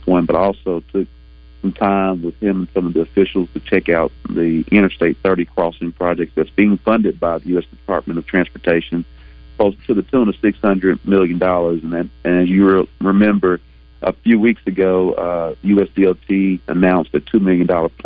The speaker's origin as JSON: {"language": "English", "region": "Arkansas", "country": "United States", "tie": "born or raised there", "also_born_or_lived": "Memphis", "said": "my home state"}